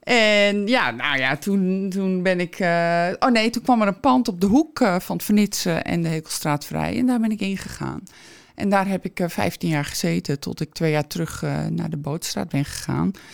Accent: Alkmaar, North Holland, Netherlands; Ik ben geboren aan het Verdronken Noord

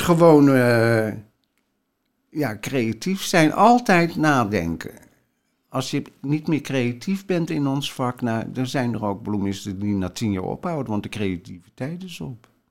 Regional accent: Rotterdam, South Holland, Netherlands; ik kom uit de Rotterdamse volksbuurt

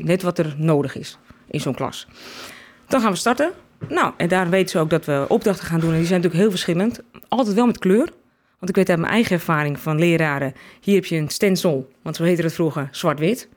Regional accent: Alkmaar, North Holland, Netherlands; ik kom uit Alkmaar.

